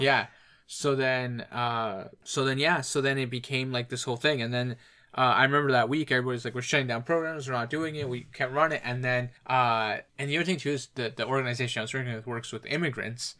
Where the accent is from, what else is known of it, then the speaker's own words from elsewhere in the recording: Ontario, Canada; we're from Ontario